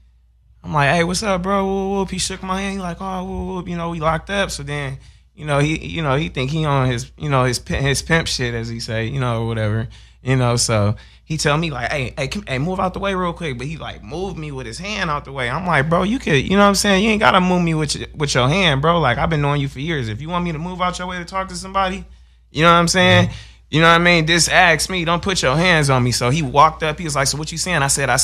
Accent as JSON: {"language": "English", "town": "Inglewood", "region": "California", "country": "United States", "said": "I'm from Inglewood, California. That makes sense. I'm a real life blood out here."}